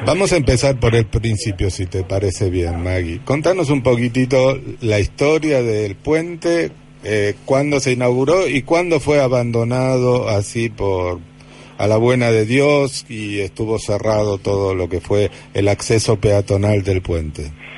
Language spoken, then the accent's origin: Spanish; Buenos Aires, Argentina; los que somos vecinos de Boca y Barracas